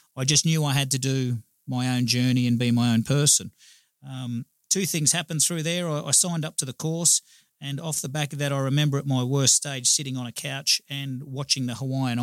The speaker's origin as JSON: {"language": "English", "town": "Gold Coast", "region": "Queensland", "country": "Australia", "tie": "born or raised there", "said": "I'm born and bred on the Gold Coast. I've been here my whole life"}